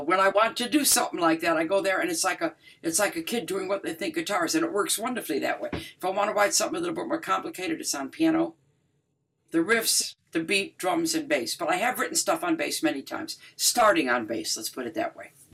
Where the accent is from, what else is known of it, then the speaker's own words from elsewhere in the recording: Detroit, Michigan, United States; hugely influenced by my hometown, Jamerson, Motown